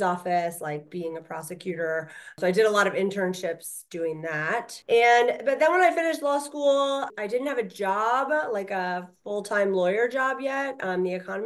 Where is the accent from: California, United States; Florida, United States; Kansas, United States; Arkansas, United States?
Florida, United States; Orlando; moved away as an adult; also born or lived in Tennessee / New Jersey; now in Alabama, United States; I grew up in Orlando, Florida.